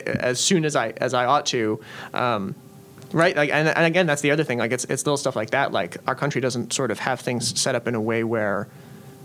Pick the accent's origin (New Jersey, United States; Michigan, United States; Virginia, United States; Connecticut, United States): Connecticut, United States; Storrs; now in Philadelphia, United States; I grew up in Connecticut